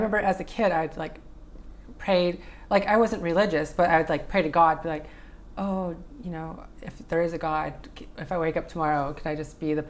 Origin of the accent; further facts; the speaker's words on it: Mojave Desert, near Joshua Tree, California, United States; In the Mojave Desert, near Joshua Tree.